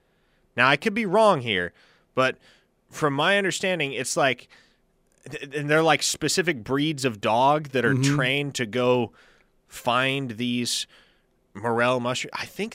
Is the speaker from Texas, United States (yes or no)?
yes; Austin, Texas, United States; born there; Austin. Oh. I was born in Longhorn Country. I only lived there for the first 2 years of my life. But yes, that is where I entered this world.